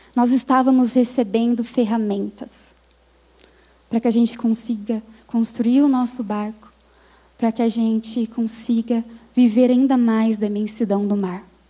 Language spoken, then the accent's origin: Portuguese; Minas Gerais, Brazil; moved away as an adult; now in São Paulo, Brazil; eu fui criada em Minas Gerais